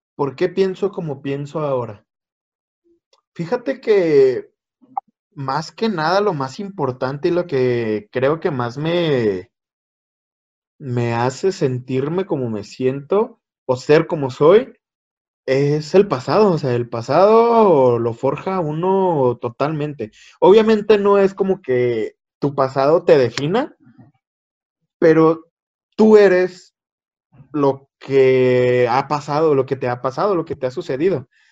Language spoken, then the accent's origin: Spanish; Chihuahua, Mexico; Soy de México, Chihuahuita, Chihuahuita, México.